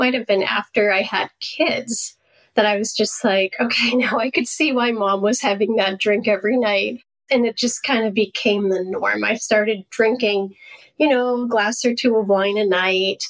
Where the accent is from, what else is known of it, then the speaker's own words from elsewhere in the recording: Maine, United States; I grew up in Maine